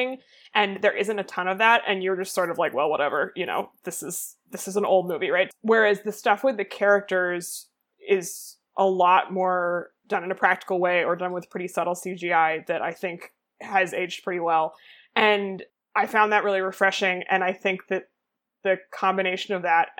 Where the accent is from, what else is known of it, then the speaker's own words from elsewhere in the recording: United States; as an American person